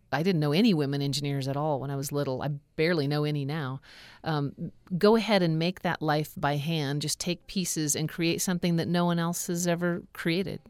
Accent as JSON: {"language": "English", "region": "Alaska", "country": "United States", "tie": "born or raised there", "said": "growing up in Alaska"}